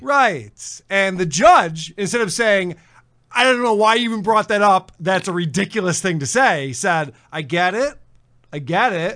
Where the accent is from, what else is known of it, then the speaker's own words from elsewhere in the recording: United States; as an American